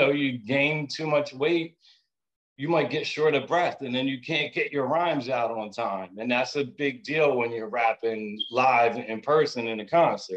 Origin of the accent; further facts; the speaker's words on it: Philadelphia, Pennsylvania, United States; being an Italian dude and growing up in Germantown